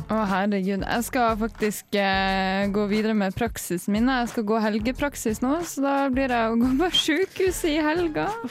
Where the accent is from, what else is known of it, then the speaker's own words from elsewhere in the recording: Tromsø, Northern Norway, Norway; moved away; jeg er jo fra Nord-Norge